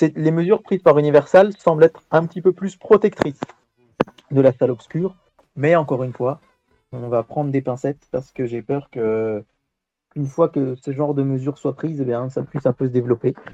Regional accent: France; chez nous en France

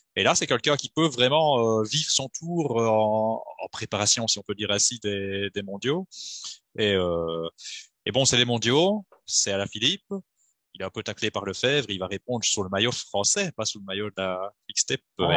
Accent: Belgium; je suis belge

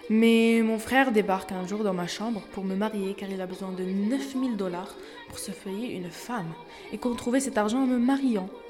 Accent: Afghanistan; born there; Alors, je suis née en Afghanistan en 1996 sous le régime des talibans.

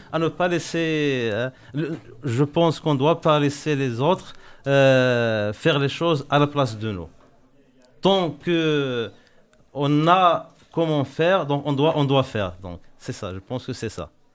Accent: Morocco; je suis marocain, je travaille au, Maroc

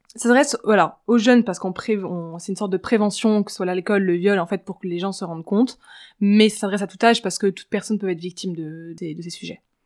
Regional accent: Paris, Île-de-France, France; also born or lived in Switzerland; j'ai grandi à Paris, j'ai vécu 4 ans en Suisse pour la fin de mon collège et de mon lycée, puis je suis revenue à Paris

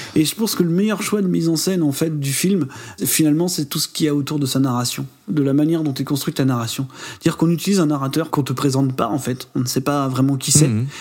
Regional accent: France; en tant qu'Européens, en tant que Français

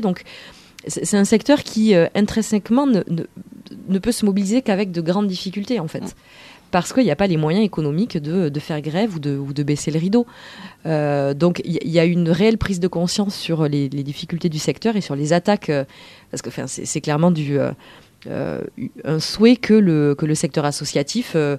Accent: Bordeaux, Nouvelle-Aquitaine, France; moi je suis de Bordeaux

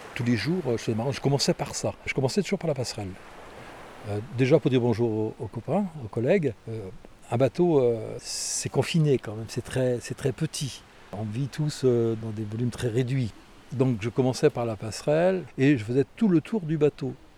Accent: Brittany, France; Quand on est breton, on en est à 80% marin.

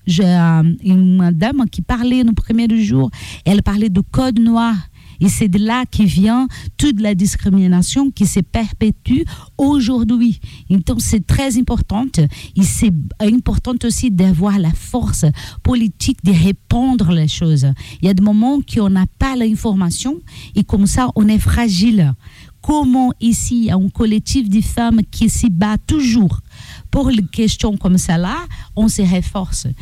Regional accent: Brazil; French is a second language; moved away as an adult; now in Amiens, France; Je suis afro-brésilienne

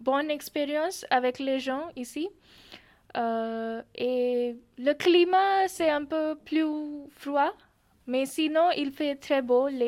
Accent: Pune, Maharashtra, India; French is a second language; moved away as an adult; now in France; je suis de l'Inde et je viens de l'État de Maharashtra et ma ville c'est Pune.

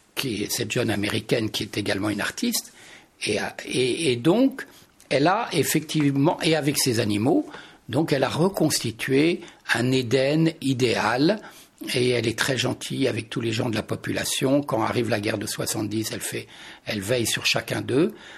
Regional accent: Touraine, Centre-Val de Loire, France; je suis né en Touraine

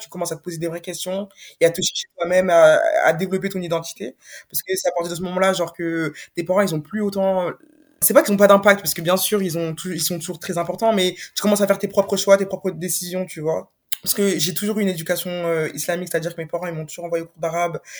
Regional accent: France; j'ai grandi en France

